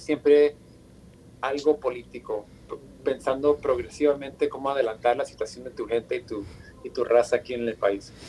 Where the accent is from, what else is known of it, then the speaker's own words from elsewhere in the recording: Los Angeles, California, United States; Yo soy de Los Ángeles, California, mi familia es de Michoacán